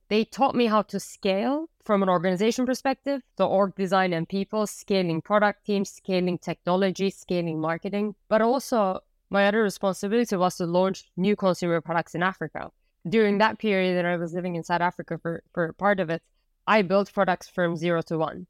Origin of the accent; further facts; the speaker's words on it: Turkey; moved away as an adult; also born or lived in United States; I was born and raised in Turkey